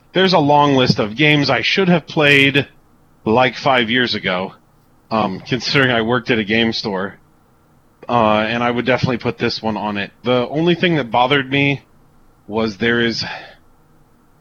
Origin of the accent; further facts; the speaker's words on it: United States; I'm super American